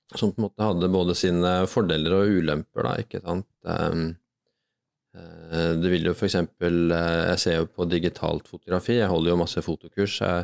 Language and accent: Norwegian; Bærum, Akershus, Norway; vokse opp på Rykken